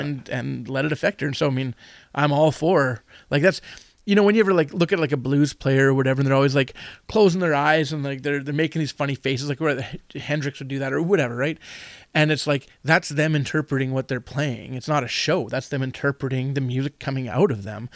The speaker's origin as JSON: {"language": "English", "region": "Manitoba", "country": "Canada", "also_born_or_lived": "Winnipeg / North Kelowna", "said": "I'm from Manitoba"}